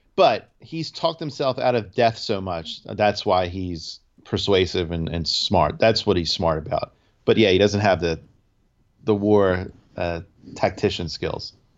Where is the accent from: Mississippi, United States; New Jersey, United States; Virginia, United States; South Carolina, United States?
New Jersey, United States; we're from Jersey